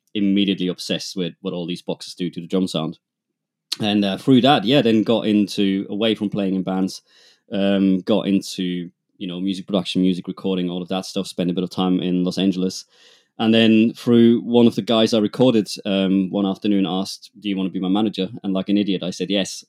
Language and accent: English; two hours north of Munich, Schindelsee, Bavaria, Germany; accent: German; English is a second language; I am, as you might hear from my accent, uh, I'm German. I grew up, uh, two hours north of Munich, uh, in a tiny place called Schindelsee.